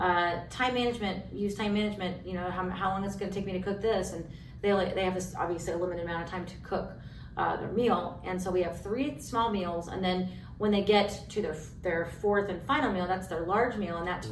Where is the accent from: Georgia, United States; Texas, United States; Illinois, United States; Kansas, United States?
Kansas, United States; moved away as an adult; also born or lived in Colorado / Missouri / Baltimore, Maryland; now in Iowa, United States; I grew up in Kansas